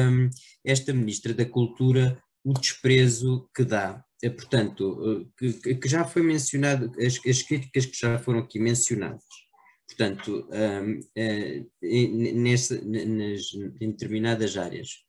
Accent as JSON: {"language": "Portuguese", "country": "Portugal", "said": "E se há coisa que nos caracteriza, na minha opinião, isto cada um tem a sua, enquanto português, é ser um orgulhoso aficionado, ser filho toureiro, neto forcado"}